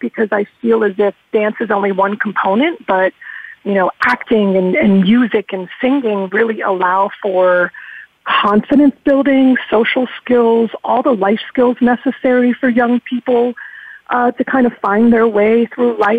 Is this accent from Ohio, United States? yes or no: no; Pittsburgh, Pennsylvania, United States; I'm born and raised in Pittsburgh. This is my home